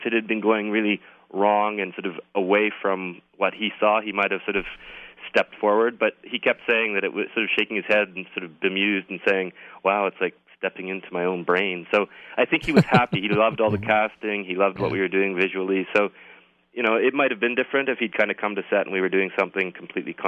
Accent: Toronto, Ontario, Canada; I'm from Toronto

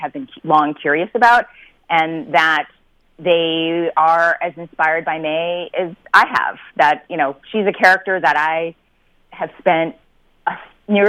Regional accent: United States; born and raised in America

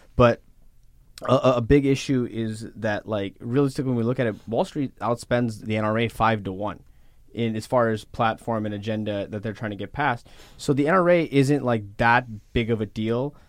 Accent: Texas, United States; I'm from Texas

